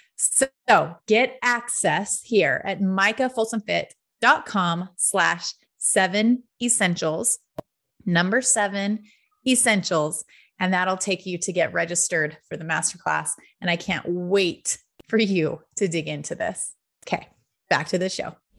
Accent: Prescott, Arizona, United States; growing up in Prescott, Arizona on the weekends

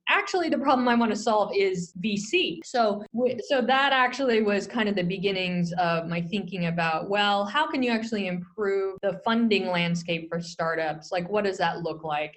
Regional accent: Silicon Valley, California, United States; I grew up in the Silicon Valley and I'm dating myself here, but I grew up during the, the dot com boom

